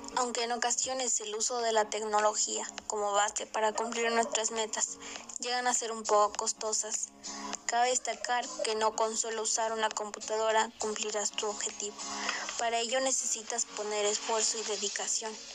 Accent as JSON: {"language": "Spanish", "town": "La Cruz", "country": "Mexico", "tie": "born or raised there", "lives_now": "Puebla, Mexico", "said": "Soy originaria de La Cruz. Tengo 15 años y resido en el estado de Puebla."}